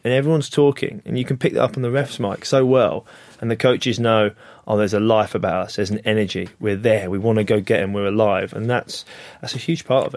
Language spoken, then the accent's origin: English; England, United Kingdom; as an English guy